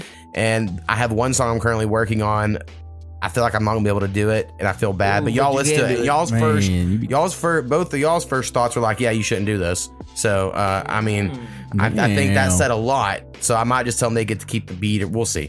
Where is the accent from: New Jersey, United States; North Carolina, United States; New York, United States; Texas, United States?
New Jersey, United States; I'm from Jersey.